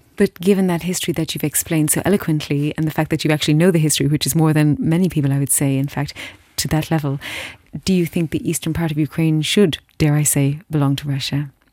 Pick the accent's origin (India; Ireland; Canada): Ireland; as an Irish person in my heart, uh, uh, and by birth